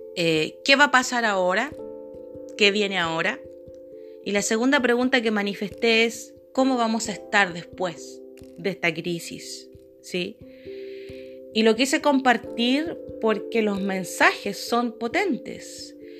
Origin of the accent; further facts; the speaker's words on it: Chile; soy de Chile